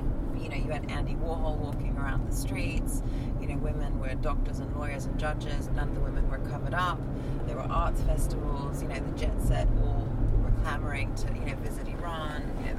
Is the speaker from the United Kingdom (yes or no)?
no; Azerbaijan; born there; So I was born in Azerbaijan, which is a neighboring country, which is the former Soviet Union.